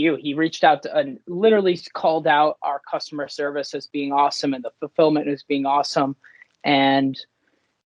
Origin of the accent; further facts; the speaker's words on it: Stowe, Vermont, United States; also born or lived in New York City; I grew up in Stowe, Vermont. That's where I'm sitting right now